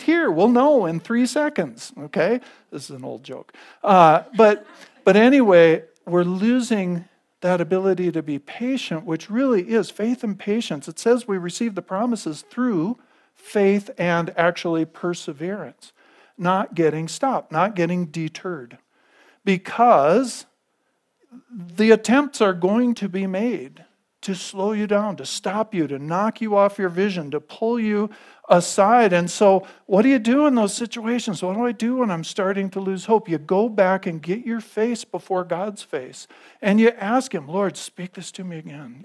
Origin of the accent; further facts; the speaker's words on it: United States; I'm an American